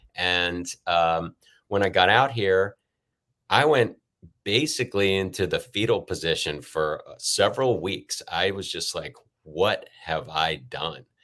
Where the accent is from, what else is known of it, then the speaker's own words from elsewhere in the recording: Richmond, Virginia, United States; moved away as an adult; also born or lived in Pontiac, Michigan / California; now in Los Angeles, United States; moved to Richmond, and that's, that's been home other than California since